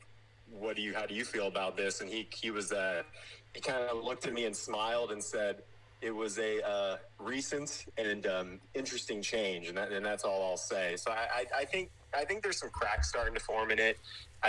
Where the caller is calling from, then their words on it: California, United States; I'm calling from the People's Republic of California